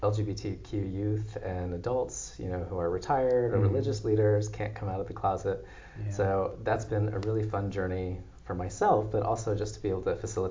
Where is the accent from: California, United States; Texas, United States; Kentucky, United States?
California, United States; Escondido; Yeah, so I was born and raised in Escondido.